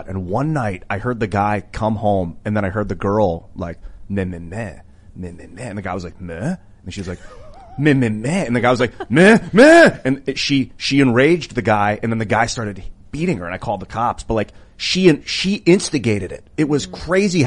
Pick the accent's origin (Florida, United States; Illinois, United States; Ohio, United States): Ohio, United States; Akron; I was born in Akron, in Ohio